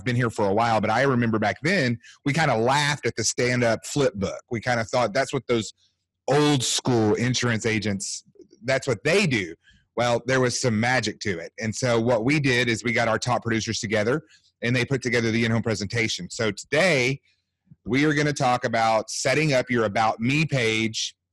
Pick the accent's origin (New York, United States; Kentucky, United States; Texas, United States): Texas, United States; Longview; also born or lived in Mobile, Alabama; now in Fort Worth, United States; I was born in Mobile, Alabama, but I grew up in Longview, Texas.